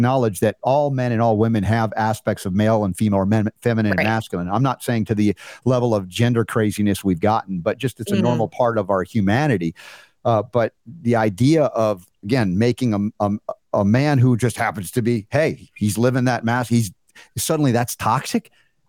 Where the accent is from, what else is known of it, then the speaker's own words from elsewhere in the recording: New York, United States; born there; also born or lived in Georgia; Well, I was born in New York, as they say, and then I went to Georgia and got a little bit Southernized